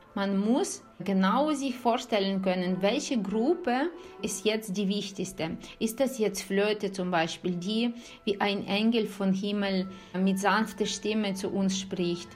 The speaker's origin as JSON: {"language": "German", "country": "Ukraine", "moved": "yes", "said": "als Ukrainerin, weil alle meine Freunde sind dort, meine Familie ist dort, meine Eltern leben dort"}